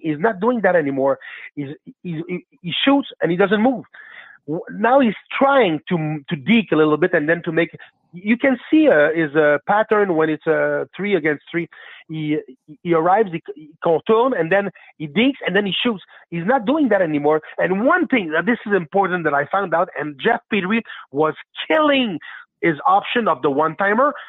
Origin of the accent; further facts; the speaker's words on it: Quebec, Canada; also born or lived in Blainville; I'm French Canadian. I, am uh, living in Blainville